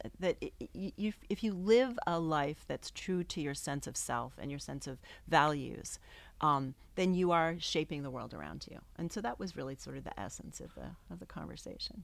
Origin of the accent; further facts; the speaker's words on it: New England, United States; also born or lived in New York; I grew up in New England, and I moved back here